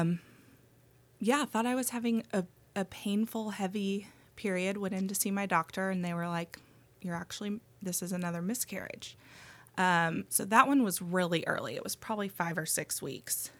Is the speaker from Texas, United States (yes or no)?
yes; Austin, Texas, United States; moved away as an adult; also born or lived in Athens, Georgia; Grew up in Austin